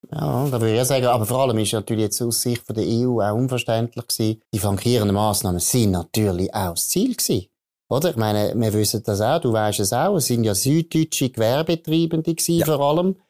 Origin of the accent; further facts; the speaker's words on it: Aargau, Switzerland; ich bin im Aargau aufgewachsen